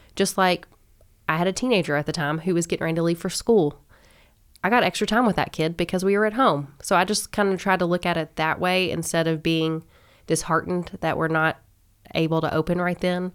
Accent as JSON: {"language": "English", "town": "Owensboro", "region": "Kentucky", "country": "United States", "tie": "born or raised there", "also_born_or_lived": "Lexington, Kentucky", "said": "I'm from Owensboro. I was born and raised here"}